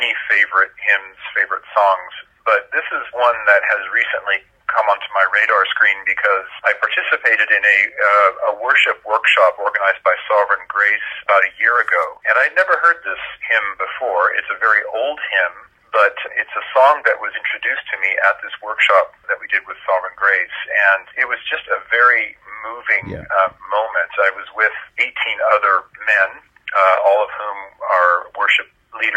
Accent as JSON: {"language": "English", "region": "California", "country": "United States", "tie": "born or raised there", "moved": "as an adult", "lives_now": "Switzerland", "said": "grew up mostly in California"}